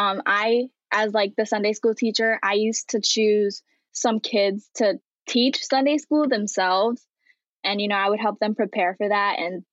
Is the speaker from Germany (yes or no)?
no; New York, United States; I was born and raised in Long Island. I am bilingual, English and Haitian Creole, and yeah.